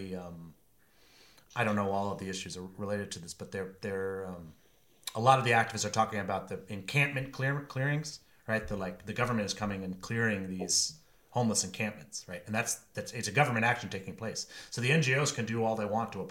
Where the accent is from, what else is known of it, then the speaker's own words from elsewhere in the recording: Maine, United States; moved away as an adult; also born or lived in Washington, District of Columbia, United States; I came from Maine